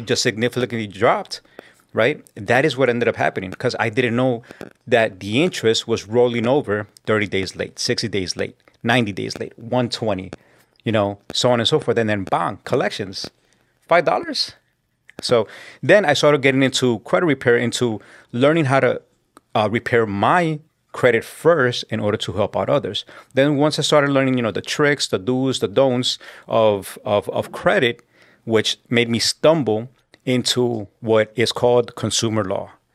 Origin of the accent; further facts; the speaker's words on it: New York City, New York, United States; also born or lived in South Jamaica, Queens / Colombia; I was born in Southside Jamaica, Queens, and I was raised and grew up in Corona